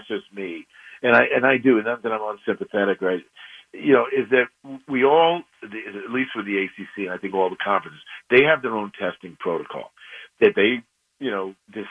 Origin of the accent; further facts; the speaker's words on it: the New York area, United States; growing up in the New York area